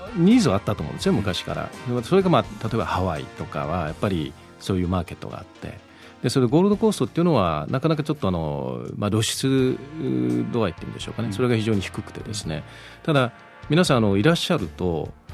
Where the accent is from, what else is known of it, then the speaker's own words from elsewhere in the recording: Miyakojima, Okinawa, Japan; moved away as an adult; also born or lived in Tokyo, Japan; now in Gold Coast, Australia; 沖縄出身